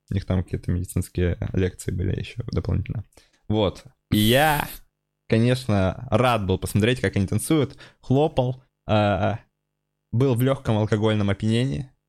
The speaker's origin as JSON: {"language": "Russian", "region": "Udmurtia", "country": "Russia", "said": "Наши, я подразумеваю, русских. Я вообще удмурт"}